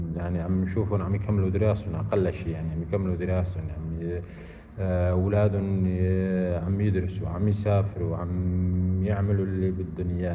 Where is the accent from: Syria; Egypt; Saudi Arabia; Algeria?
Syria; أنا مواطن سوري. يعني شخص ولد في سوريا وأبي ولد في سوريا.